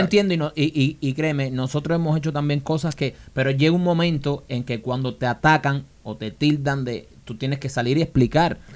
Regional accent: Cuba; moved away; nosotros somos eh, dos cubanos

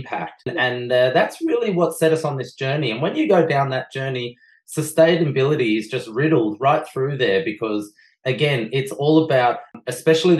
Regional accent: Australia; I bring my Belgian beautiful partner to Australia

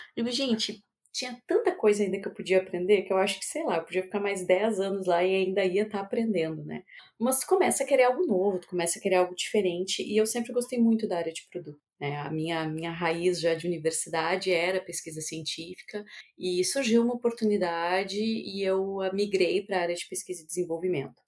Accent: South Region, Brazil; also born or lived in São Paulo; onde eu nasci e cresci, eu sou aqui do sul do Brasil

